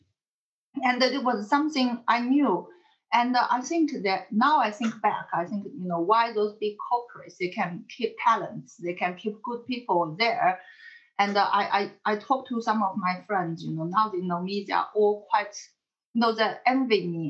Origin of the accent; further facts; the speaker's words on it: China; moved away; I'm from China